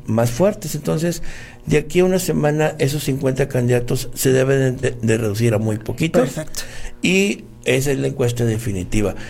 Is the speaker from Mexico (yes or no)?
yes; Apodaca, Nuevo León, Mexico; mi pueblo, es de, mi terruño este, donde tengo mucho tiempo trabajando ya por la gente